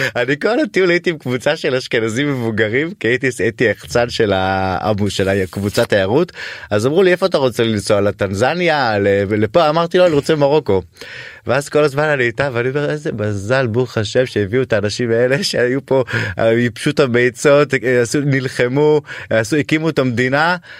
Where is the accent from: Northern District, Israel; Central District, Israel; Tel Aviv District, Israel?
Central District, Israel; Ramla; הילדות שלי בבית השייח של רמלה הייתה קסומה